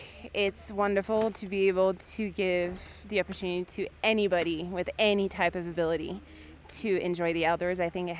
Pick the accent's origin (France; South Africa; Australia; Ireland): France; now in Aspen, United States; I'm from France